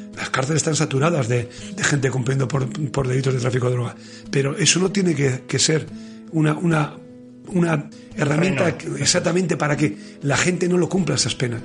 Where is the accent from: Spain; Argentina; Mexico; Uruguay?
Spain; Basque Country; en Euskadi